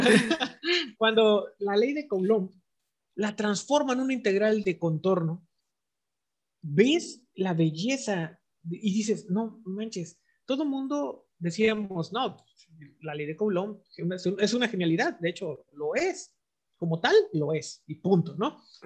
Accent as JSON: {"language": "Spanish", "country": "Mexico", "said": "somos los mexicanos"}